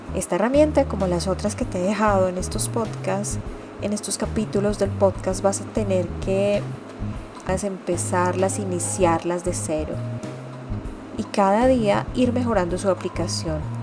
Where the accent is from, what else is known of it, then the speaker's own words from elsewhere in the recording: Colombia; mi país, que es Colombia